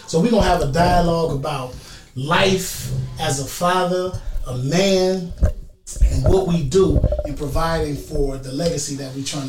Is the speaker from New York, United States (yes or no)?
no; Bay Area, California, United States; I'm from California here, right. Bay Area, California.